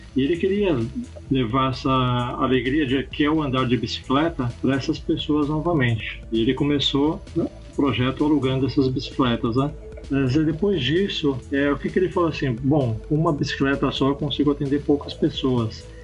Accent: São Paulo, Brazil; also born or lived in Londrina, Paraná; eu sou nascido lá em Londrina, no Paraná, mas eu vim pequeno aqui para São Paulo

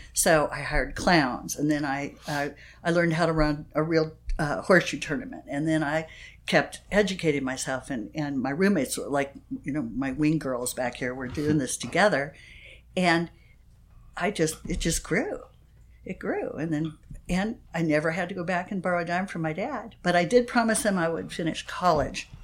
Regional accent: Phoenix, Arizona, United States; now in San Diego, United States; I grew up in Phoenix, Arizona.

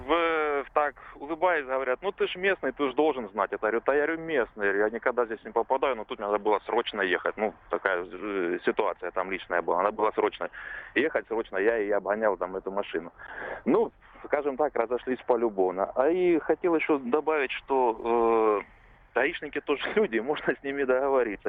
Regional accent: Rostov Oblast, Russia; Я из Ростовской области

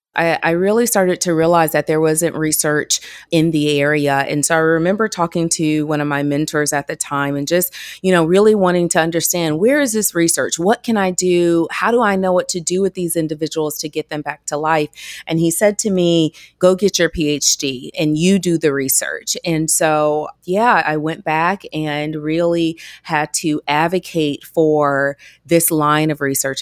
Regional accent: Georgia, United States; I'm from Georgia

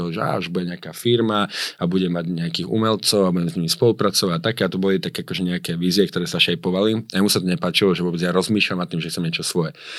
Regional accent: Slovakia; moved away as an adult; also born or lived in Miami, United States; jak som prišiel na Slovensko naspäť, ja som medzi tým chodil do školy, akože už iba na tú maturitu

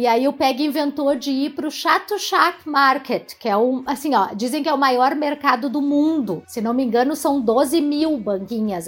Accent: Jaguarão, Rio Grande do Sul, Brazil; Eu sou de Jaguarão, uhum. né? Aqui no, no, Rio Grande do Sul, na fronteira com o Uruguai

